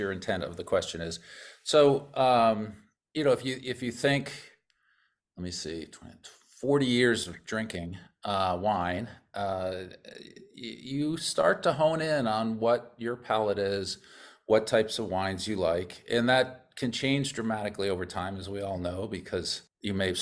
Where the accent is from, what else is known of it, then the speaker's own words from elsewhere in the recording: New York, United States; moved away as an adult; also born or lived in Corning, New York; now in Paso Robles, United States; I'm from New York.